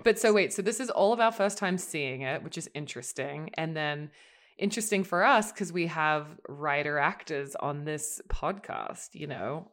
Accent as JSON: {"language": "English", "country": "Australia", "said": "an Australian"}